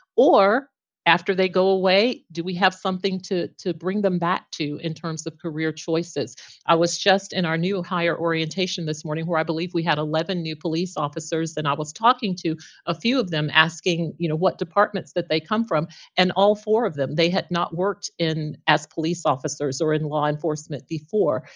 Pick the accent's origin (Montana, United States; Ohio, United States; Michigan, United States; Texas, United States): Texas, United States; Texarkana; now in Plano, United States; I started my local government journey, um, in my hometown of Texarkana back in nineteen eighty-eight